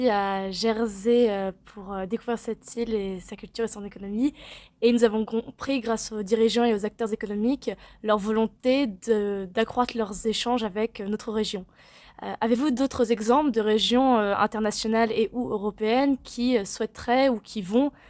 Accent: Seine-Maritime, Normandy, France; j'ai 16 ans, je suis encore lycéenne, je passe en terminale l'année prochaine. Euh, je viens de la Seine-Maritime

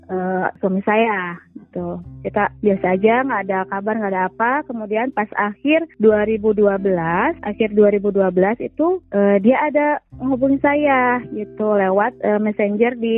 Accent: Sumedang, West Java, Indonesia; saya seorang ibu rumah tangga, uh, saya dari Sumedang.

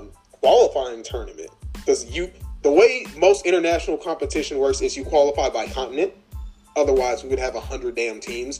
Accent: Texas, United States; being a Texan and playing high school football here

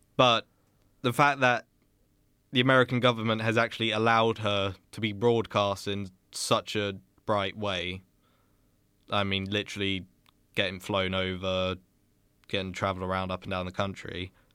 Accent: United Kingdom; as a British person who's never been to America

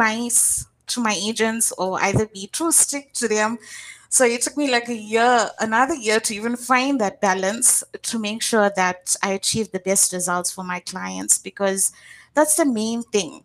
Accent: Durban, KwaZulu-Natal, South Africa; moved away as an adult; now in Johannesburg, South Africa; I'm actually from a state called KwaZulu-Natal. And it's a small town there, a suburb, which is Durban.

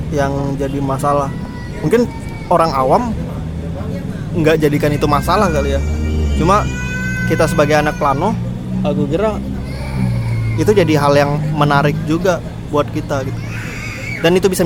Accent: Riau, Indonesia; terutama bagi kita sebagai warga Riau masyarakat Riau

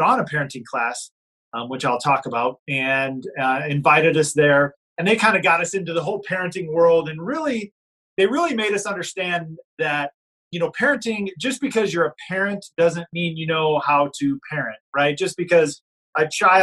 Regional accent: Illinois–Iowa border, Midwest, United States; I'm originally from Illinois and Iowa. So we grew up right on the border here

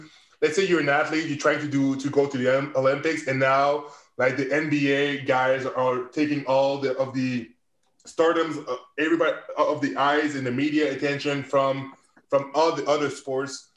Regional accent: Canada; I'm a Canadian

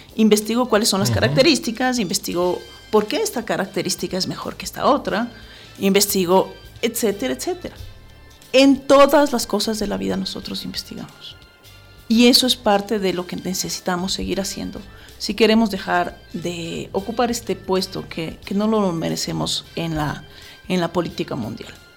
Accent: Ecuador; como ecuatorianos

